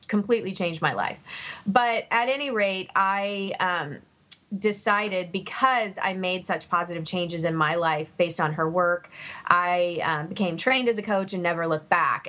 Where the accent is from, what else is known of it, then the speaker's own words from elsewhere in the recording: Savannah, Georgia, United States; when I was growing up in Savannah